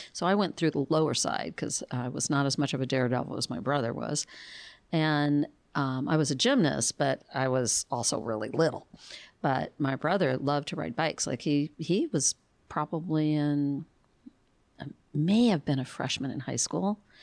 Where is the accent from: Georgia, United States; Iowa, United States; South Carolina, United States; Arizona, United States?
Arizona, United States; Phoenix; now in Tucson, United States; I grew up in Phoenix